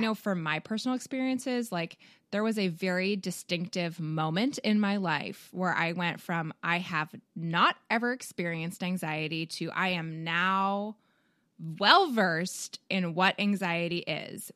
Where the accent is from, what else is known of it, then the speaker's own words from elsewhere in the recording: Canada; now in United States; I, being a Canadian